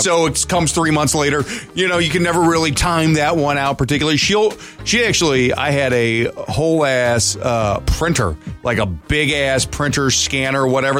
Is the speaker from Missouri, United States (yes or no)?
yes; St. Louis, Missouri, United States; moved away; I drove through my old neighborhood where I grew up in St. Louis. You know, I spent 20 years of my life there